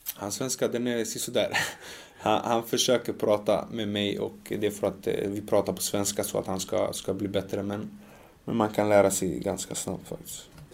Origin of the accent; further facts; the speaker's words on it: Sweden; jag känner att jag är mer svensk